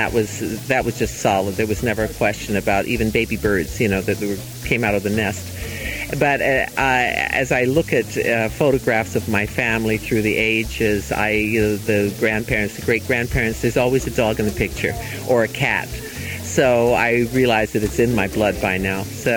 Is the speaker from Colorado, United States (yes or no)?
yes; Colorado, United States; I was raised in Colorado and I went as a kid